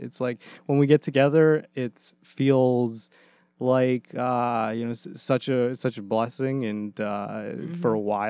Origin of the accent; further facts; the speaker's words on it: Hilo, Hawaii, United States; moved away; I'm originally from Hawaii, actually.